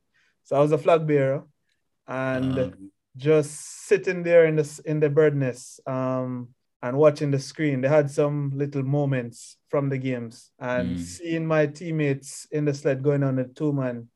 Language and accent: English; Mile Gully, Manchester, Jamaica; also born or lived in Mandeville, Jamaica; Born in Mandeville, Manchester. And then I grew up within Manchester, which is central Jamaica. Mostly in Mile Gully.